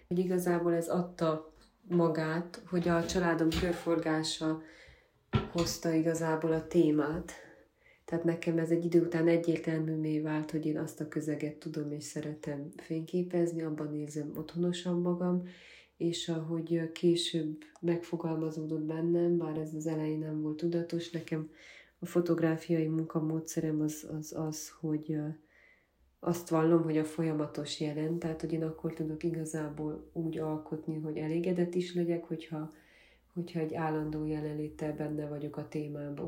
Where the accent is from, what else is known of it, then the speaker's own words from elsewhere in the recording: Gyergyóújfalu, Harghita County, Romania; also born or lived in Miercurea Ciuc / Budapest; Gyergyó új faluban nőttem fel, és ott állt a gyermekkorom